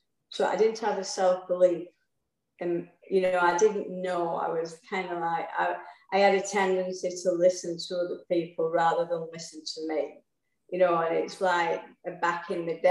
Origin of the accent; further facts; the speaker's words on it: England, United Kingdom; I was brought up in England, which everybody can hear.